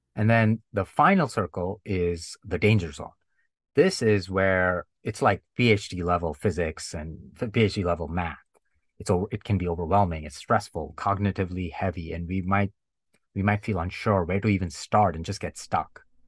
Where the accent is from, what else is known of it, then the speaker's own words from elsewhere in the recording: India; growing up in India, every year we had the annual sport, sports day in school